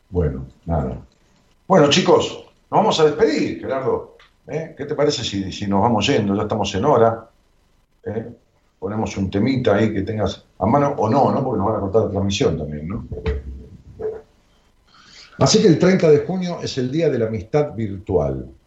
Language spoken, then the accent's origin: Spanish; Santa Fe, Argentina; Sabre de Rosario, claro, soy de Santa Fe, sí, sí.